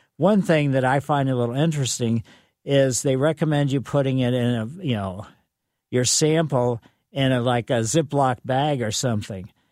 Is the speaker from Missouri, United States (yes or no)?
yes; Ellisville, Missouri, United States; I grew up in Maple Lane in mm-hmm. Ellisville, and we had silver maples